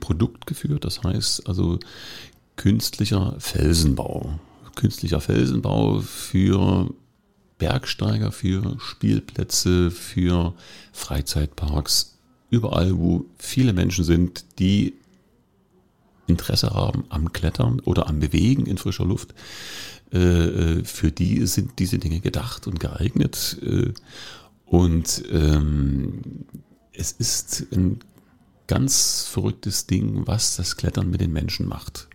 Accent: Dresden, Saxony, Germany; moved away as an adult; now in Cottbus, Germany; Ich bin in Dresden groß geworden

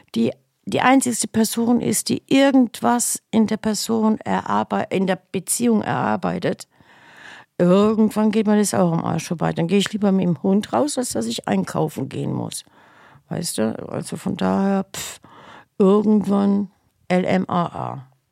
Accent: Mannheim, Baden-Württemberg, Germany; geboren in Mannheim.

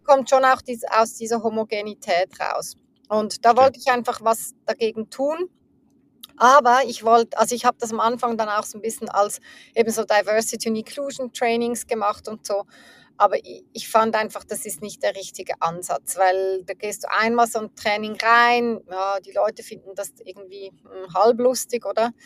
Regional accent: Zurich, Switzerland; ich bin in der Schweiz, in, in Zürich aufgewachsen, ähm, in der Nähe, äh, teils in der Nähe von Zürich

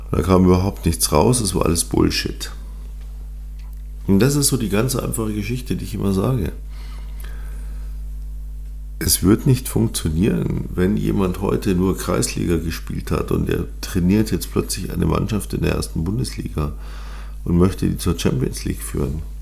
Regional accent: Munich, Bavaria, Germany; born there; Und ich bin gebürtiger Münchner deswegen bin ich auch natürlich für den FC Bayern.

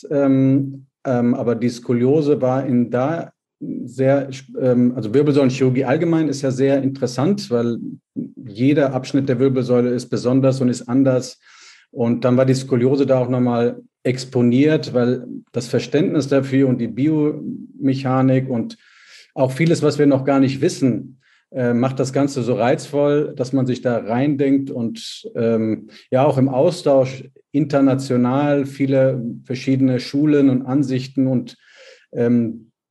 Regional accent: Bonn, North Rhine-Westphalia, Germany; habe also ähm, die Basischirurgie in der Orthopädie gelernt in meiner Heimatstadt Bonn

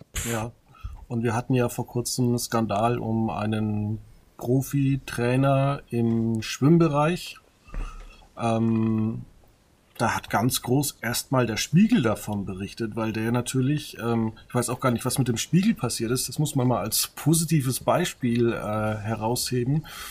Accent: Margetshöchheim, Bavaria, Germany; also born or lived in Würzburg; ich komme aus dem Ort, der nennt sich Margezöchern

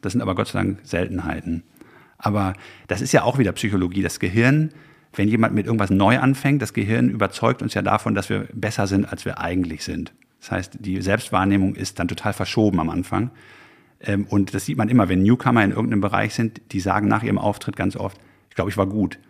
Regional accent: Haltern am See, North Rhine-Westphalia, Germany; ich komme aus Haltern am See westfälisch, ja, bodenständig

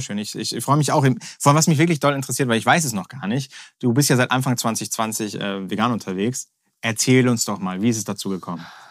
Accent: Hamburg, Germany; als echter Hamburger

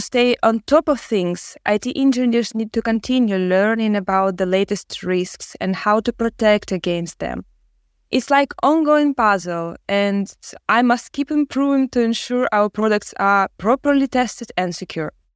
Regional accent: Ukraine; I'm from Ukraine.

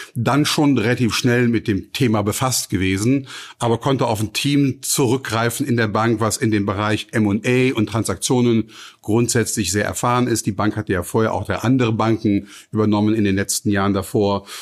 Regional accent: Cologne, North Rhine-Westphalia, Germany; ich bin äh, in Köln geboren 1964

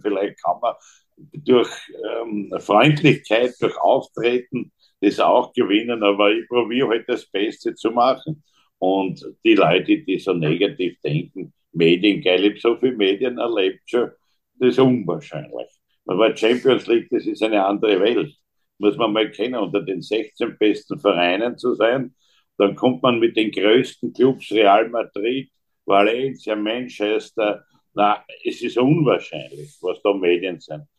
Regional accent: Graz, Styria, Austria; bei uns in Graz

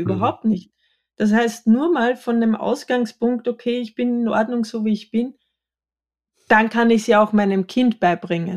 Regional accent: Austria; Ich bin im Mehrgenerationenhaus am Bauernhof in Österreich erzkatholisch groß geworden

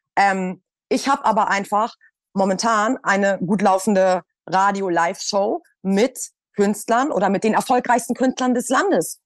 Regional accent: Hamburg, Germany; moved away as an adult; now in Berlin, Germany; ich bin ja aus Hamburg und bin dann 2018, glaube ich, nach Berlin

